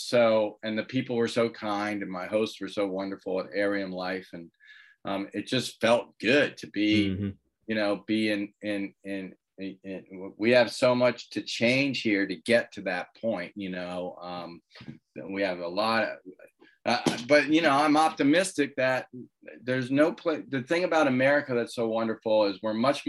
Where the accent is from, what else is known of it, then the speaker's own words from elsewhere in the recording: United States; I'm an American